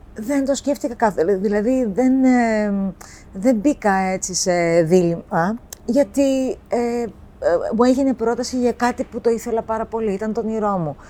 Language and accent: Greek; Cyprus; moved away as an adult; also born or lived in Boston, United States; now in Athens, Greece; παιδί που γεννήθηκα και μεγάλωσα στην Κύπρο